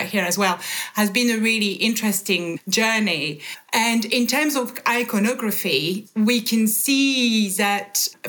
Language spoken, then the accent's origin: English; France; moved away; born and bred in France